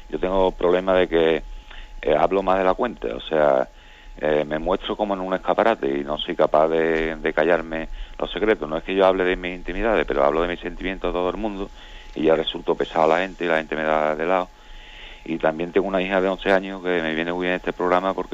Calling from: Seville, Andalusia, Spain; Buenos días … de Sevilla.

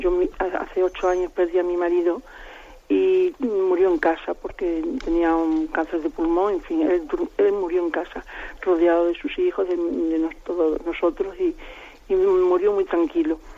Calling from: Salamanca, Castile and León, Spain; de Salamanca.

